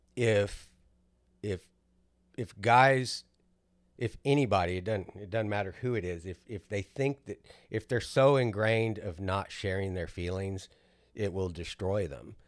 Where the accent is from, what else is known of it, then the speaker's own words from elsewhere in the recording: South Texas, United States; we grew up in South Texas